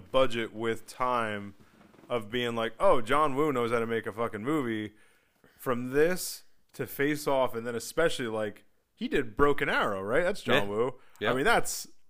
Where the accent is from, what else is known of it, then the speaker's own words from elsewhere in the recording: the North, Northern United States, United States; I'm from the North and I have a Yankee, you know, outlook.